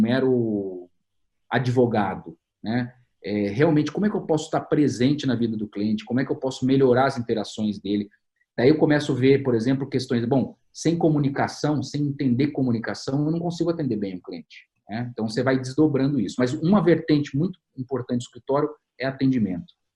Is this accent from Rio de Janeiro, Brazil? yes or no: no; Campinas, São Paulo, Brazil; Aqui em Campinas é o lugar de onde eu sou